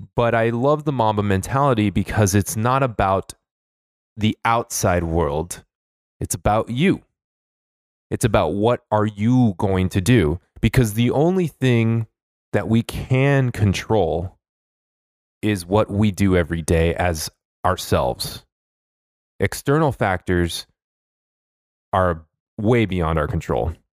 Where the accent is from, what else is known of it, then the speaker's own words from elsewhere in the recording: Los Angeles, California, United States; I'm from Los Angeles